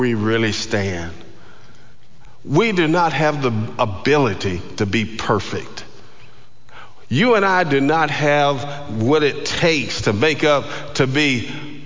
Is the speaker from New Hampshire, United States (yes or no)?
no; Georgia, United States; I was from Georgia